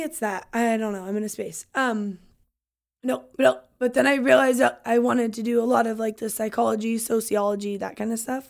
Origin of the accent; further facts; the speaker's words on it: Longview, Washington, United States; we're born and raised in Longview.